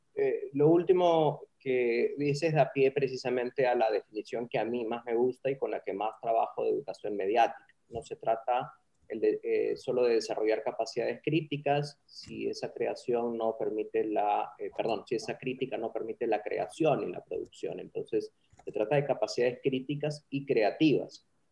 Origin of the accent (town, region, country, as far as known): Peru